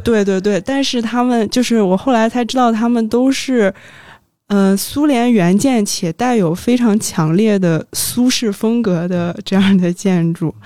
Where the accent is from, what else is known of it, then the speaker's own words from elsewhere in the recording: Beijing, China; also born or lived in Saint Petersburg; 一名九五后，嗯，从小在北京长大